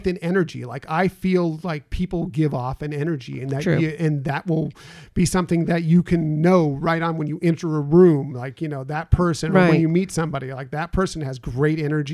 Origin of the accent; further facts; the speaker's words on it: West Coast, United States; I grew up here on the West Coast, so I would go to Disneyland a lot